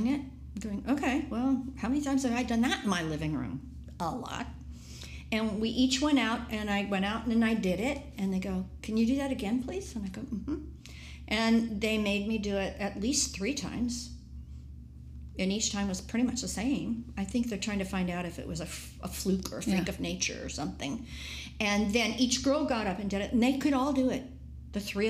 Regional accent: San Mateo, California, United States; from San Mateo

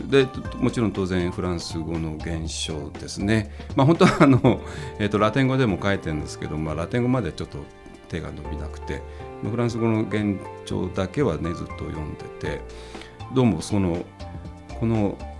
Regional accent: Tokyo, Japan; moved away as an adult; also born or lived in Massachusetts, United States; now in Kamakura, Japan; 東京 の下町の本当にもう家とか工場ばっかりに囲まれたとこで、えー、生まれ育った人間

